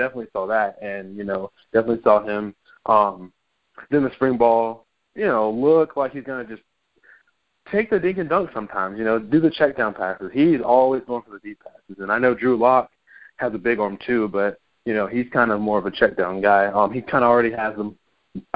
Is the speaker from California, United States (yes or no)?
yes; California, United States; I am from California